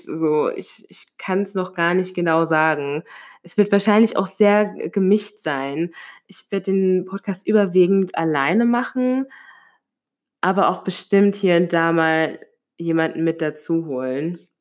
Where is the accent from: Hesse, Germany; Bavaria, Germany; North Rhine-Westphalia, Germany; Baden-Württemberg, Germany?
Hesse, Germany; Limburg an der Lahn; now in Mainz, Germany; Ich komme ursprünglich aus einem Vorort, von einem Vorort von Limburg an der Lahn